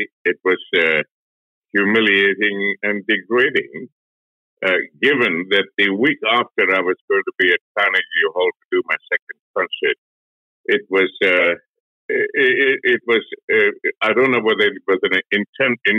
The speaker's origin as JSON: {"language": "English", "country": "Malaysia", "tie": "born or raised there", "moved": "yes", "lives_now": "Australia", "said": "I was brought up in Malaysia as a Sri Lankan, Malaysian-born Sri Lankan"}